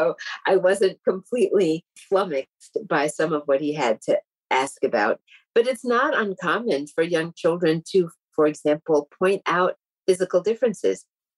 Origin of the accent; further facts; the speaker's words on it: Tallahassee, Florida, United States; born there; I was born in Tallahassee, Florida, at a time when the South was still very much ruled by a system of segregation, Jim Crow segregation, as we called it.